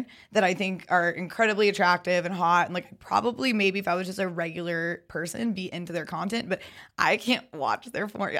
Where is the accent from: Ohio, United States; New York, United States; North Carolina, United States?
North Carolina, United States; Raleigh; moved away; also born or lived in Greenville, North Carolina; I'm from Raleigh, but I went to school at ECU in Greenville